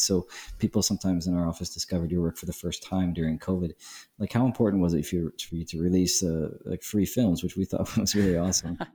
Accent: New York City, New York, United States; now in Prague, Czech Republic; I'm from Brooklyn

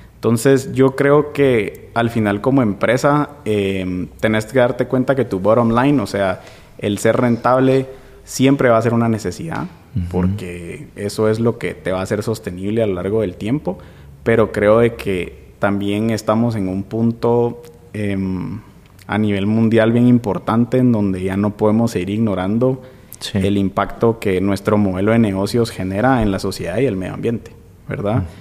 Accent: Guatemala; also born or lived in Norway; nos rigen como guatemaltecos

